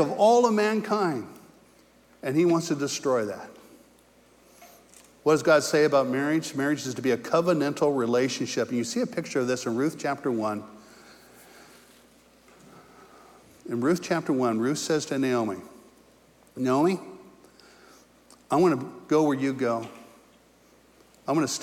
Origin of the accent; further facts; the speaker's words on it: California, United States; moved away; also born or lived in Indiana; I was from California